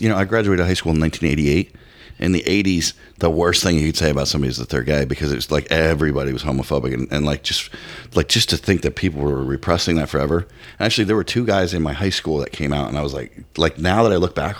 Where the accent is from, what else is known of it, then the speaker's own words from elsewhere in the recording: outside of Philadelphia, Pennsylvania, United States; I grew up outside of Philly